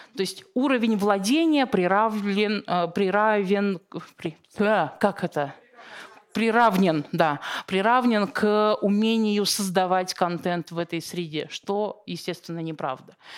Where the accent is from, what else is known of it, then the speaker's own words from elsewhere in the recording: Siberia, Russia; я просто родом из Сибири